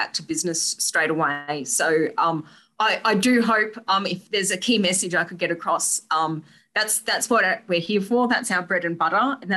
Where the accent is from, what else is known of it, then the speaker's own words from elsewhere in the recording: Blackall, Queensland, Australia; I am from Blackall, home of the Black Stump.